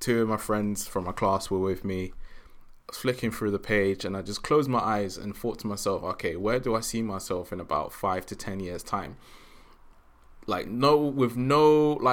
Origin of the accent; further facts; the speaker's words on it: London, United Kingdom; So I grew up in South.